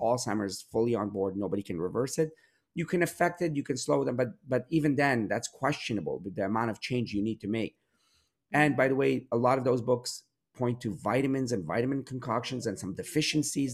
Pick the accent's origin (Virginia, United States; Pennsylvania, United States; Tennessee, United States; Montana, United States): Pennsylvania, United States; Pittsburgh; I grew up in Pittsburgh